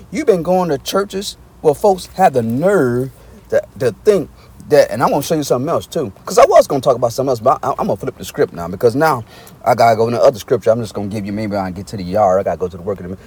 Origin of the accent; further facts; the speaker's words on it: Arkansas, United States; moved away; I'm originally from Arkansas